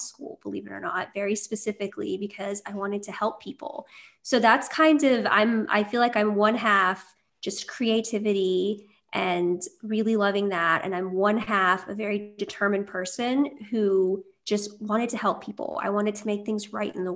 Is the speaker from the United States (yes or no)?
yes; Kentucky, United States; also born or lived in California; I'm from Kentucky. I was born in California, but I lived most of my life in Kentucky, mostly raised here